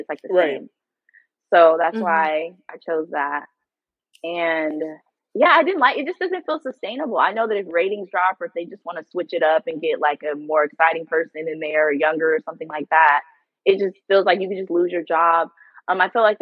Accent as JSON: {"language": "English", "town": "San Leandro", "region": "California", "country": "United States", "tie": "born or raised there", "also_born_or_lived": "Oakland, California", "said": "I was born, and I was born in Oakland, California. Period. And then grew up in San Leandro, which is right next to Oakland"}